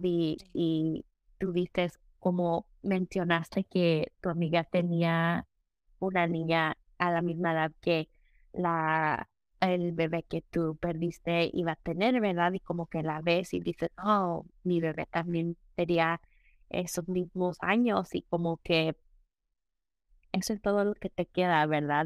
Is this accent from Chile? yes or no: no; Mexico; nosotros somos mexicanos